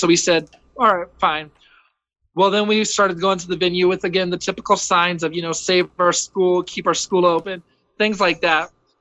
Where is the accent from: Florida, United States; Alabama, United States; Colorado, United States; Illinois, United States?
Colorado, United States; Colorado Springs; also born or lived in California; I'm born and raised here in Colorado Springs.